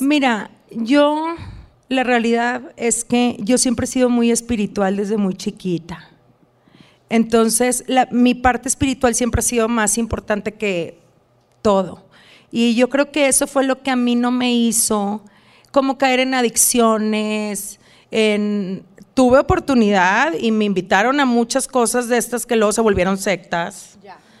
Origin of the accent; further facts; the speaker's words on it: Reynosa, Tamaulipas, Mexico; moved away as an adult; now in Dallas, United States; aunque yo soy de frontera, como tú sabes, soy, nací en Reynosa